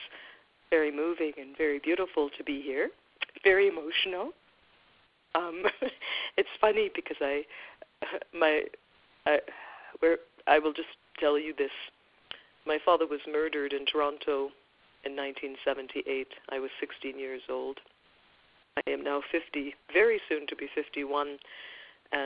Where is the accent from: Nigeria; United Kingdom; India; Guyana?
Guyana; now in Canada; We are from Guyana, South America. We moved to Canada because we were seeking a better life